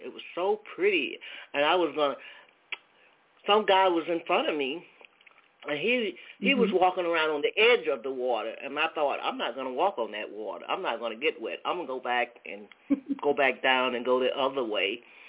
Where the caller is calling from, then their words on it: Atlanta, Georgia, United States; I'm calling from Georgia, Atlanta area.